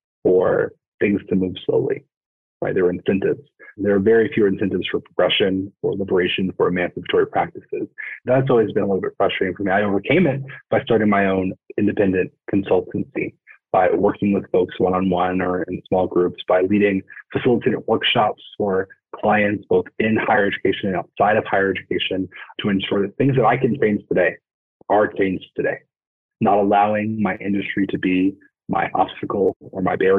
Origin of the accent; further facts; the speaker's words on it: New York City, New York, United States; I'm from New York City.